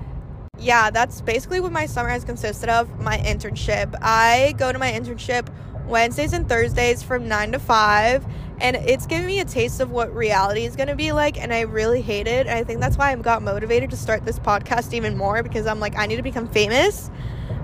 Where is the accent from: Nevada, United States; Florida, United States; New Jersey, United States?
Florida, United States; I've been born and raised here